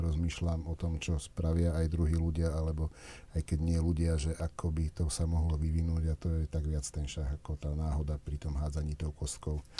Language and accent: Slovak; Osenice, Záhorie, Trnava Region, Slovakia; now in Zvolen, Slovakia; ja som z Osenice, to je záhorie, tam fúkalo tiež vždy dosť. Tuto som teraz v tejto kotlinke, tu už menej fúka